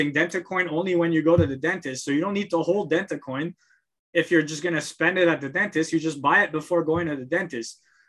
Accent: Montreal, Quebec, Canada; moved away; I come from Montreal.

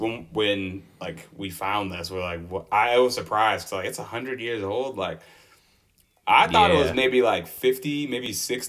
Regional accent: Michigan, United States; Oh my gosh, we're from Michigan.

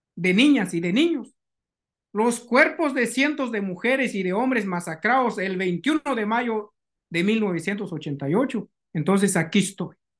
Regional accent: Guatemala; moved away; utilizó a mi gente como esclavos

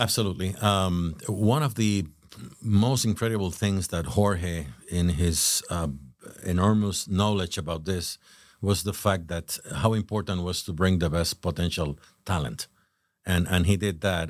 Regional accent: Puerto Rico; moved away as an adult; now in Jupiter, United States; I was born in Puerto Rico

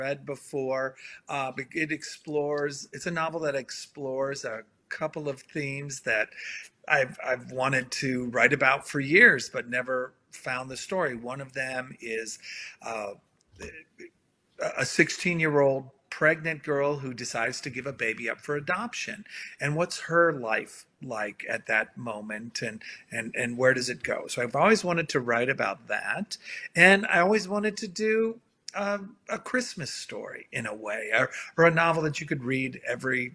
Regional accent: New Bern, North Carolina, United States; Coming to you from my hometown in New Bern, North Carolina.

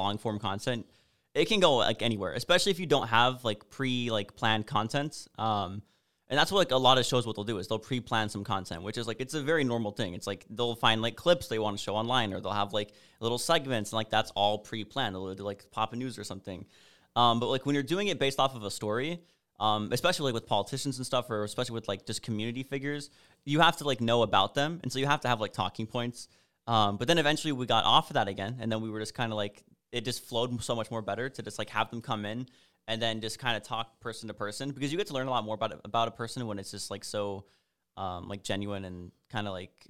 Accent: Alaska, United States; moved away; also born or lived in Washington / Chicago; because I'm originally from Alaska, then moved to Washington, then Chicago, then here, and now I'm glad to be going like back up and like have cold weather and snow and stuff.

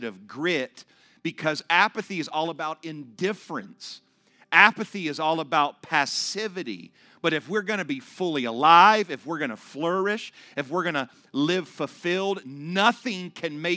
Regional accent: Ohio, United States; moved away as an adult; I am from Ohio

